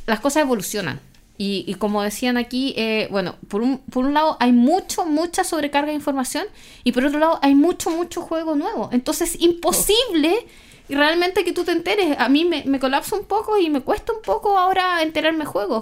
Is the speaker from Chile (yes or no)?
yes; Chile; de Chile